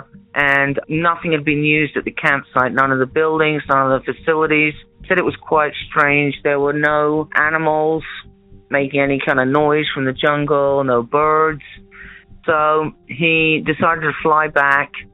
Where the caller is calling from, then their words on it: New Mexico, United States; I'm calling from New Mexico